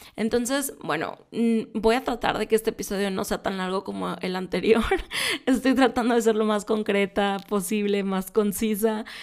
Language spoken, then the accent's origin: Spanish; Monterrey, Nuevo León, Mexico; soy de Monterrey